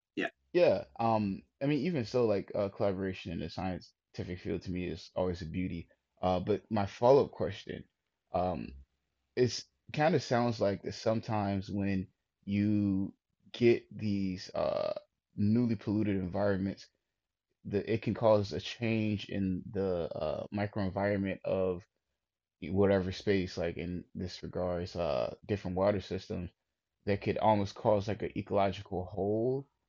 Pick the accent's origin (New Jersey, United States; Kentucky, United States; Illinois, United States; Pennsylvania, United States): Illinois, United States; Chicago; I'm from Chicago